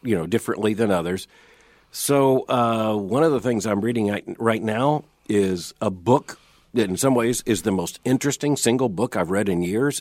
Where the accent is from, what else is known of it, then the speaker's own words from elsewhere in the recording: Florida, United States; I grew up in Florida where worms is what we had.